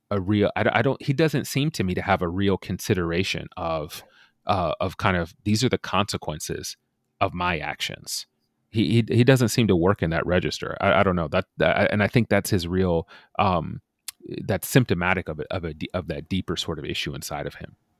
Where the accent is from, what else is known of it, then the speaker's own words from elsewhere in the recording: United States; as American pastors